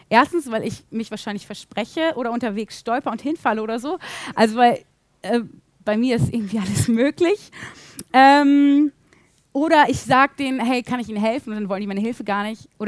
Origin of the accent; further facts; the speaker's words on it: Bielefeld, North Rhine-Westphalia, Germany; ich bin in Bielefeld aufgewachsen, ich kenne mich hier eigentlich ziemlich gut aus.